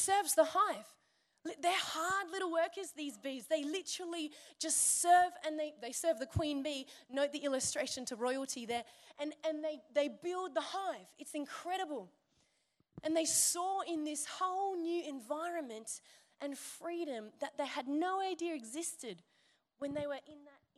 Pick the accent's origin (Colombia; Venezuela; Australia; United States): Australia; Byron Bay, New South Wales; I'm from Byron